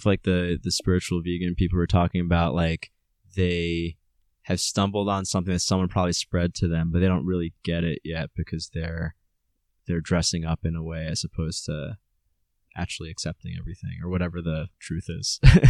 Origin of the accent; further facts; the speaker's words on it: United States; growing up in American culture, like, Western culture